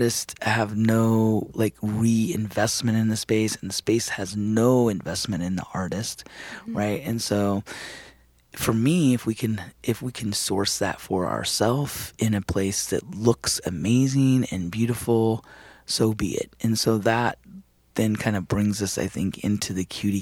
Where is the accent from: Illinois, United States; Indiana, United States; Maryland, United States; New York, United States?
Indiana, United States; Spencer; now in Twin Cities, United States; Spencer, Indiana. Mm-hmm. Which happens to be my hometown. It's a small little rural town in southern Indiana